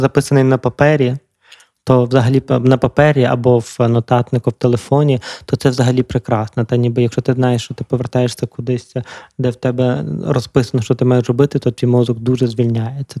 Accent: Lviv, Lviv Oblast, Ukraine; питому львівського хлопця, який живе у Львові

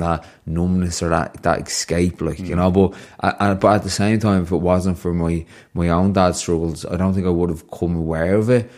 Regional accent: Ireland; the Irish culture thing of growing up in Wyham

